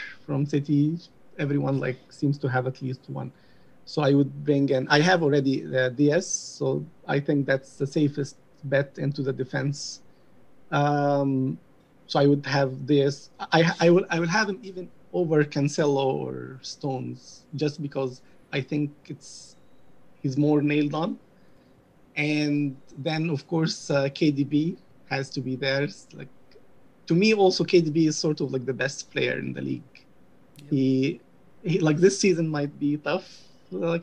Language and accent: English; Egypt; moved away as an adult; also born or lived in United Kingdom; now in United States; I'm from Egypt. I'm 32 years old. Until I was 25, I was just in Egypt, like born and raised there.